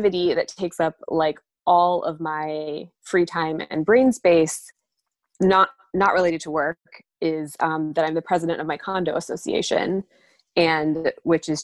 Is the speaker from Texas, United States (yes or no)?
no; Pittsburgh, Pennsylvania, United States; also born or lived in Northeast Ohio; now in Washington, D.C., United States; I grew up in Pittsburgh